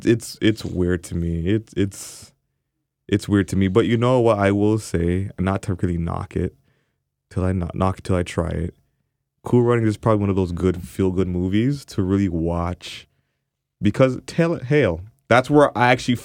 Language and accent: English; Jamaica; So obviously Jamaican, being Jamaican, ackee saltfish, dumpling, boiled or fried.